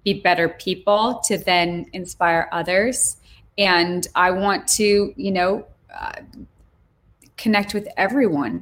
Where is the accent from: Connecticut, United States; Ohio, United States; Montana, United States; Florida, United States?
Montana, United States; moved away; also born or lived in Switzerland; growing up in Montana